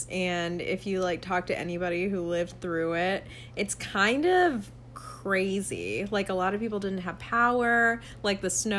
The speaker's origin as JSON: {"language": "English", "region": "Georgia", "country": "United States", "tie": "born or raised there", "moved": "yes", "lives_now": "Buffalo, United States", "said": "I grew up in Georgia."}